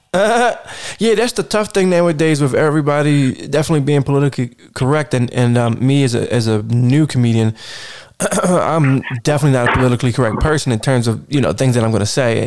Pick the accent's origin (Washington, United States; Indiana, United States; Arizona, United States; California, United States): California, United States; Sacramento; Born and raised in Sacktown.